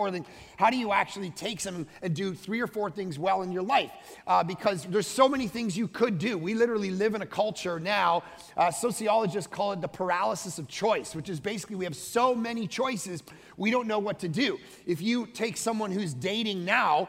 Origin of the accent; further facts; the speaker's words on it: Vancouver, British Columbia, Canada; Vancouver, Canada